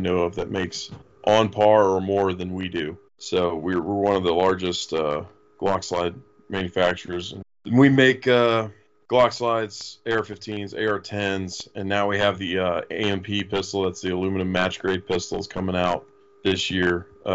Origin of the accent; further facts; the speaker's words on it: Florida, United States; I'm from Florida originally